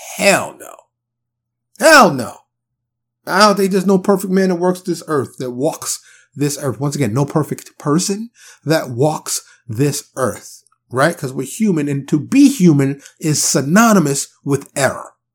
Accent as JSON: {"language": "English", "town": "New York City", "region": "New York", "country": "United States", "tie": "born or raised there", "also_born_or_lived": "the South (US)", "moved": "yes", "said": "I'm born and raised in New York City."}